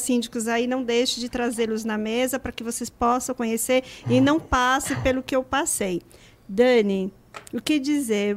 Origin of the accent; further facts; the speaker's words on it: Northeast Region, Brazil; moved away; como nordestina, e eu sei as dificuldades de um nordestino chegar na cidade grande